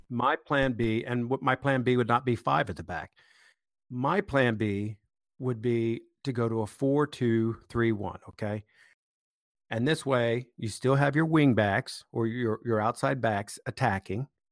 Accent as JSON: {"language": "English", "country": "United States", "said": "as an American"}